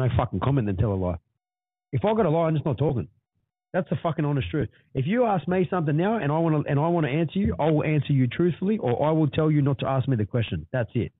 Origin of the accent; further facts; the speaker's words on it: Sydney, New South Wales, Australia; also born or lived in Lethbridge Park; we grew up in the West.